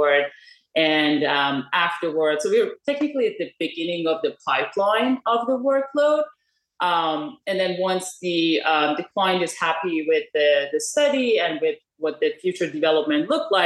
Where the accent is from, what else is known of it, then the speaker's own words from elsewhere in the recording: Iran; moved away as an adult; now in United States; I'm originally from Iran. And after moving to US